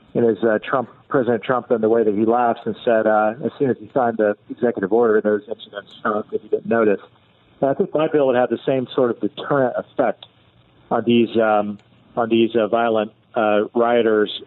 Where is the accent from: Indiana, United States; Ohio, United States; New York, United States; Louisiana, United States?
Indiana, United States; my hometown in Indiana